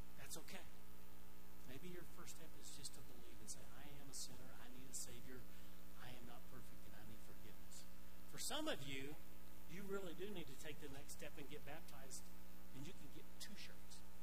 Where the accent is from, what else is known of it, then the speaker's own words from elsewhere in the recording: Arkansas, United States; now in Pueblo West, United States; I grew up in Arkansas.